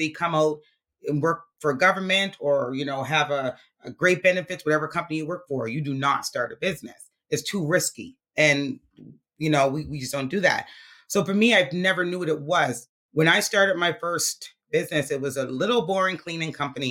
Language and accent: English; Halifax, Nova Scotia, Canada; I grew up in Montgomery Park, which is 5 minutes away